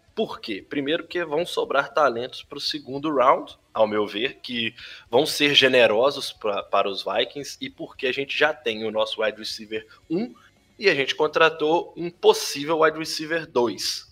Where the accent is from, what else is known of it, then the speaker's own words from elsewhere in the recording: Belo Horizonte, Minas Gerais, Brazil; eu que sou de Belo Horizonte